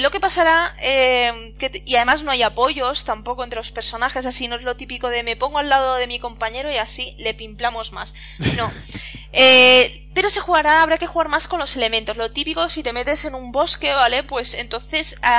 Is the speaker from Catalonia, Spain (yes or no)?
yes; Catalonia, Spain; yo soy catalana